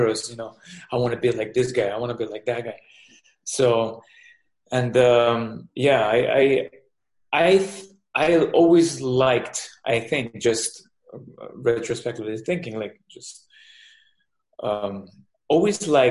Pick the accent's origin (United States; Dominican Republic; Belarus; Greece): Belarus; English is a second language; moved away; also born or lived in Israel; I born in the Soviet Union. Now it's Belarus. To Russian parents. started boxing young, age 7, and just growing up there, and then moving to Israel with my parents